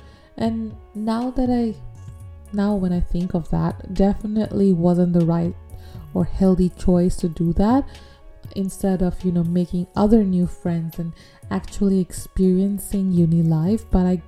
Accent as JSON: {"language": "English", "country": "United Arab Emirates", "tie": "born or raised there", "said": "growing up in Dubai, even though you're Bangladeshi, I feel like there are some very distinct cultural differences"}